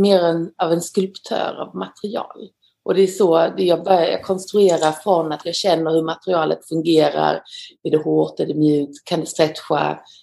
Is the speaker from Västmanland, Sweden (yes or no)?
no; Gumlösa, Skåne, Sweden; moved away as an adult; also born or lived in Netherlands; now in Paris, France; Jag kommer från eh, Skåne, från eh, nordöstra Skåne, en liten, liten by kallad Gumlösa på en gård som heter Sinklasholm.